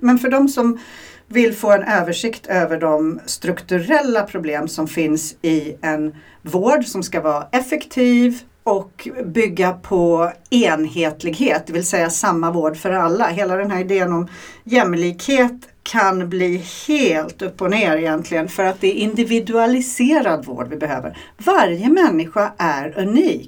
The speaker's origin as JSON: {"language": "Swedish", "country": "Sweden", "moved": "yes", "said": "jag är svensk i grunden"}